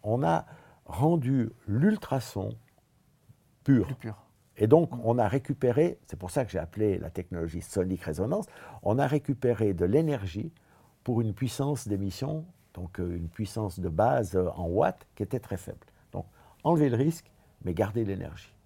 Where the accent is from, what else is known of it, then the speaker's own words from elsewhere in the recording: Switzerland; je viens de la Suisse